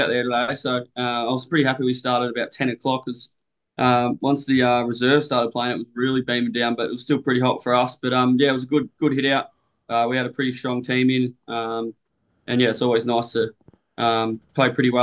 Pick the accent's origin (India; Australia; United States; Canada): Australia; Bunyip, Victoria; also born or lived in Bondi, Sydney; now in Sydney, Australia; I was from a country little town called in Bunyip. Just country Vic, about an hour southeast of Melbourne. Grew up there